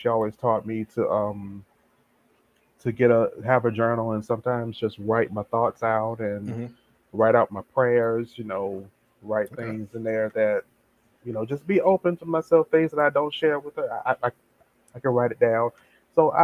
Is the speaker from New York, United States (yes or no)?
no; Tampa, Florida, United States; born and raised here in Tampa, Florida